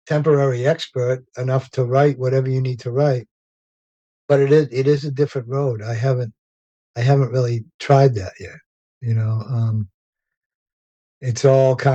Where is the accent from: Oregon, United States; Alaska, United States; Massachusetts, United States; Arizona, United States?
Massachusetts, United States; Revere; I grew up in Revere, Massachusetts